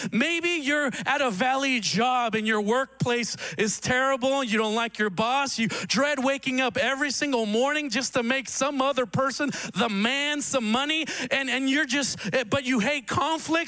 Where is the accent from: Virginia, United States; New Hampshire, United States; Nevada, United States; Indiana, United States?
Nevada, United States; Reno; I grew up in Reno